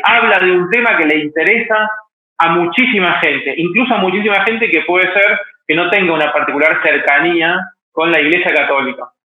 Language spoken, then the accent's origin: Spanish; Mendoza, Argentina; moved away as an adult; now in Buenos Aires, Argentina; soy de Mendoza, Argentina. Desde el año 2000 vivo en Buenos Aires, donde vine a estudiar comunicación.